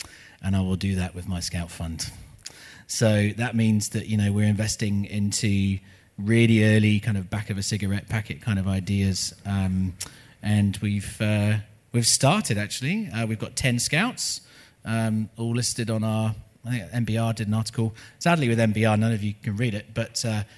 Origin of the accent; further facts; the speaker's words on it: United Kingdom; moved away as an adult; also born or lived in Los Angeles, United States; now in New Zealand; I'm not an American. I'm a British person. I lived in Los Angeles for 10 years. I can't even vote in the US.